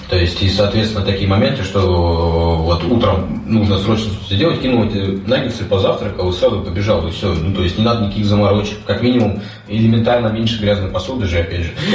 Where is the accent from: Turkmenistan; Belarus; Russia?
Russia; Kamchatka Krai; moved away; я с Камчатки, то есть а, это оттуда, где живут драконы